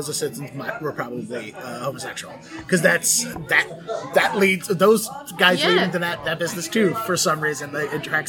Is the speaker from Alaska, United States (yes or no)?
no; Baltimore, Maryland, United States; in Baltimore, my hometown, which I'm going back